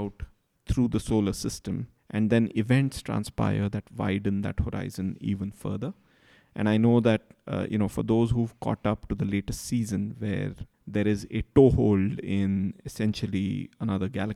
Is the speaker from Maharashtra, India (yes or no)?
yes; rural Maharashtra, India; rural Maharashtra near where I grew up